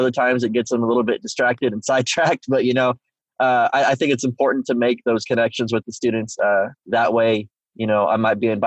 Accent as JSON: {"language": "English", "town": "Whittier", "region": "Alaska", "country": "United States", "tie": "born there", "said": "I was I was born in Alaska. Uh, I lived in uh, Whittier, Alaska, which actually is a really fascinating town"}